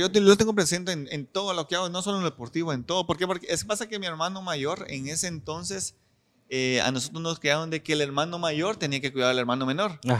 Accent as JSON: {"language": "Spanish", "town": "La Unión", "region": "Zacapa", "country": "Guatemala", "tie": "born or raised there", "said": "soy originario de la, de la Unión Socapa, un pueblo que está a 194, 195 kilómetros de aquí de la ciudad capital."}